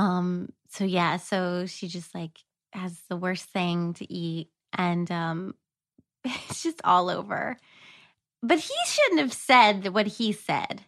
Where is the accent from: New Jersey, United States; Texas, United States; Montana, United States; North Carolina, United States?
North Carolina, United States; moved away; also born or lived in New York; I'm from North Carolina